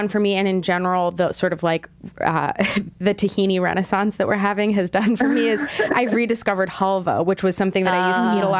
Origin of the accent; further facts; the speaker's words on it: near Philadelphia, Pennsylvania, United States; moved away; I grew up near Philly. I don't spend nearly enough time there, but my brother lives there.